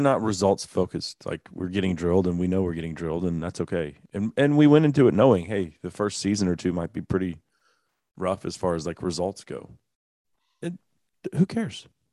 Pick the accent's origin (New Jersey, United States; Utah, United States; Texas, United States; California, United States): Texas, United States; Dallas; Growing up in the Dallas area, which is a soccer hotbed